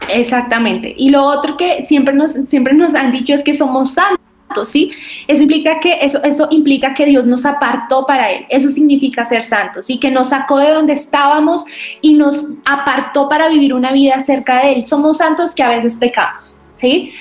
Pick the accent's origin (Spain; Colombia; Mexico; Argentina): Colombia; Boyacá; soy de Boyacá, soy boyacense